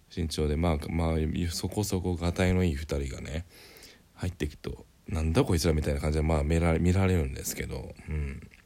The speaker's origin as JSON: {"language": "Japanese", "region": "Greater Tokyo Area", "country": "Japan", "tie": "born or raised there", "said": "僕の地元は結構そういう公園があってですね割と都心部にある都心部っつうかまあ 首都圏にある割にはあるんですよね"}